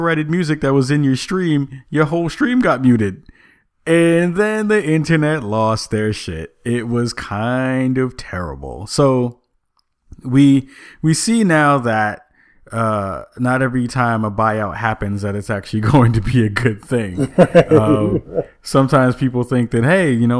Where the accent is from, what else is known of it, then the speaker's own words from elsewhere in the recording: New York City, New York, United States; growing up in the Bronx